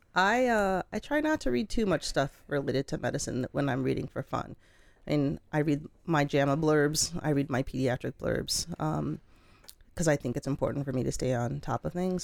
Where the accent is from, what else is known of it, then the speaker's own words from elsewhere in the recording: Colorado, United States; moved away as an adult; I grew up in Colorado